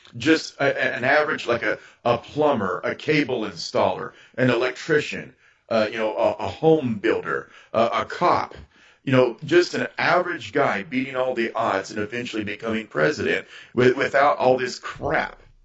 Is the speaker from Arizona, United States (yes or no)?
yes; Arizona, United States; I'm from Arizona